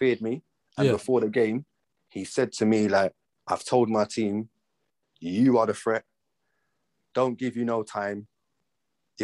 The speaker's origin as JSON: {"language": "English", "region": "England", "country": "United Kingdom", "said": "we're English"}